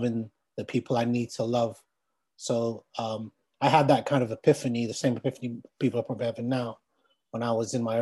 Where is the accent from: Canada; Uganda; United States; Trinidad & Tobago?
Uganda; now in London, United Kingdom; I'm from Uganda originally. I live in London.